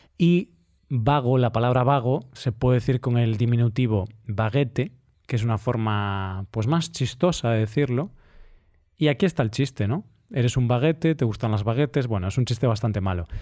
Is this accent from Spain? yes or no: yes; Spain; como español, que llevaba toda mi vida comiendo pan